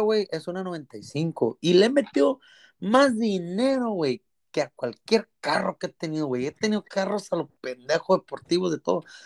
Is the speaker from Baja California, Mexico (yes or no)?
no; Culiacán, Sinaloa, Mexico; Soy, soy de la Loma Rodriguera, a, o sea, Culiacán, Sinaloa.